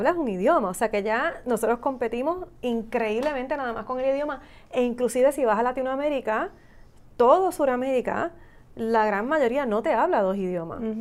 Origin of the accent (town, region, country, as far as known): Puerto Rico